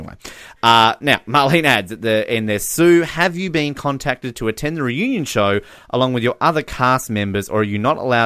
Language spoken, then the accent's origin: English; Australia; we're a lot more laid back as Australians